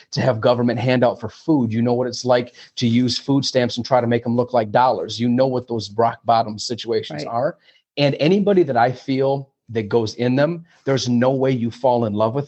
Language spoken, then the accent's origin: English; Flint, Michigan, United States; moved away as an adult; also born or lived in Chicago / New York City / Los Angeles; born and raised here in Flint, Michigan, well, I'm not in Flint now, but being born and raised in Flint, Michigan